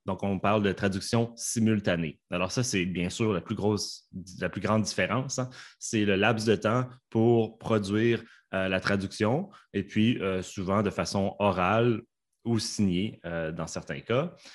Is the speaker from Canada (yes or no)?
yes; Canada; accent: Canadian; mon accent canadien, était un accent ben, chinois